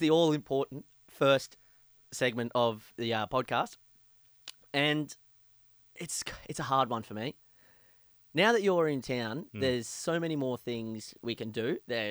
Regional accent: Port Macquarie, New South Wales, Australia; We're in Port Macquarie now, my hometown.

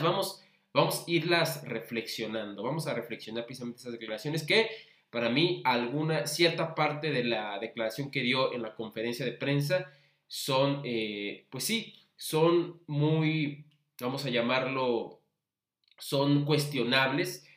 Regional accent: Mexico City, Mexico; los que somos capitalinos de nacimiento

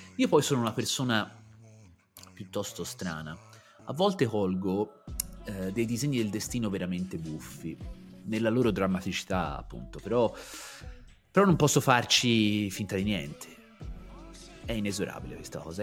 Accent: Pontassieve, Tuscany, Italy; ci fu un mezzo scandalo nel mio, nel mio paese, i miei genitori decisero di farmi cambiare aria

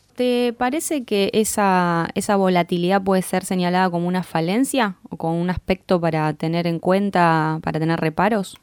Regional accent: Argentina; como argentinos, argentinas nos suele interesar

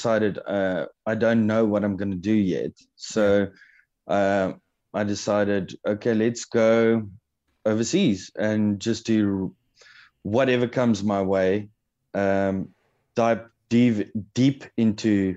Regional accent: Cape Town, Western Cape, South Africa; also born or lived in Pretoria / Stellenbosch / England; I was born in Pretoria, moved down to Cape Town when I was about six

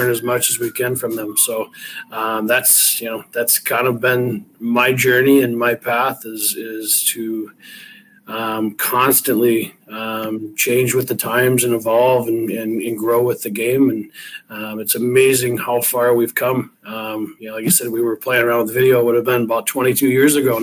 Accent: River Rouge, Michigan, United States; I grew up in River Rouge

